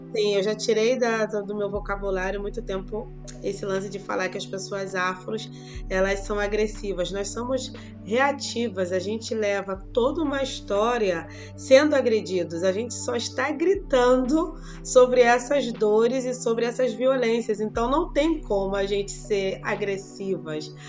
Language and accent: Portuguese; Brazil; moved away as an adult; saí do Brasil, 2001